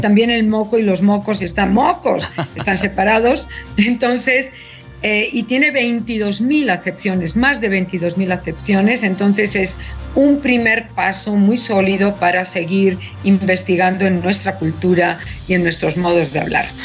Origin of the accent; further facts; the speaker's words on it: Mexico; los mexicanos